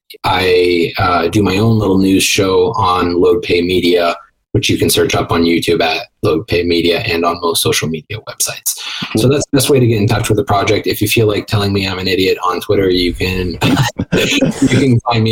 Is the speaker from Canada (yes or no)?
yes; Canada; me being Canadian